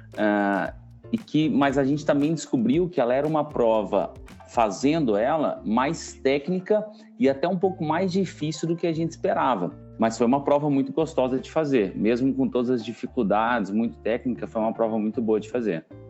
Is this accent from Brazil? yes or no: yes; Mineiros, Goiás, Brazil; also born or lived in Goiânia; now in São Paulo, Brazil; eu sou do interior de Goiás, sou de uma cidade chamada Mineiros e vivo em São Paulo tem cinco anos já